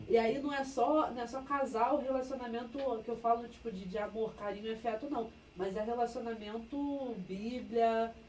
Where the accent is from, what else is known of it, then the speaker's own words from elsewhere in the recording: Rio de Janeiro, Brazil; eu sou carioca da gema